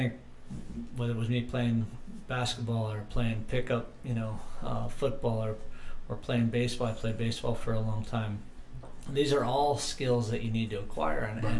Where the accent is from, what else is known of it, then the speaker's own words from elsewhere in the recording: Dunedin, Florida, United States; moved away; also born or lived in Philadelphia; I was born and raised in Dunedin, Florida. which is just west of Tampa